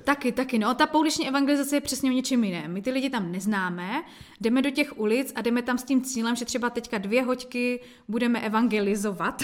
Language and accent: Czech; Jeseník, Olomouc Region, Czechia; also born or lived in Kroměříž; u nás v Jeseníku jsme pořádali mládežnické bohoslužby